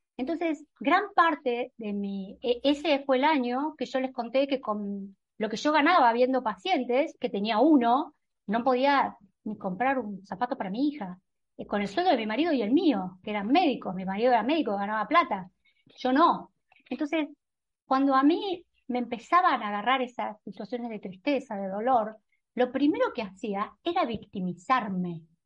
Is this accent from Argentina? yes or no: yes; Argentina; en un país como la Argentina, que era un país que siendo médica